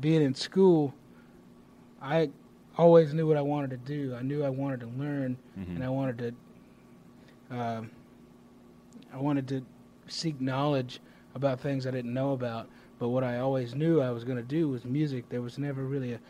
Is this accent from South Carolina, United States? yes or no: yes; Greenville, South Carolina, United States; my hometown, Greenville, South Carolina